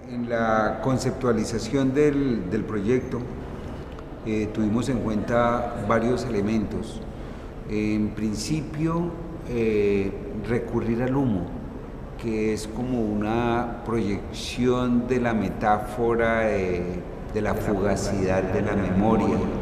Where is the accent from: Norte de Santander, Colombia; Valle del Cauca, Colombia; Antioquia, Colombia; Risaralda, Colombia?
Valle del Cauca, Colombia; Cali; also born or lived in Bolívar, Cauca; yo también vengo de un pueblo y nací en Bolívar Cauca. Y aunque vivo en Cali desde muy niño